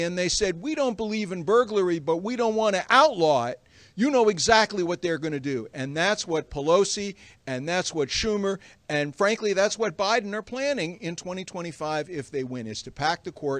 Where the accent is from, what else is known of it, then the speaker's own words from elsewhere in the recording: McLean, Virginia, United States; from McLean, Virginia.